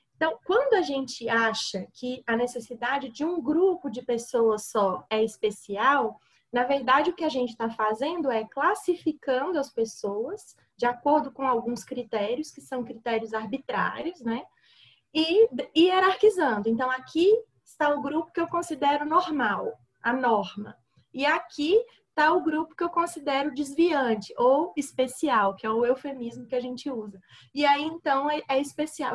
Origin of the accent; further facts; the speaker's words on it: Minas Gerais, Brazil; Sou mineira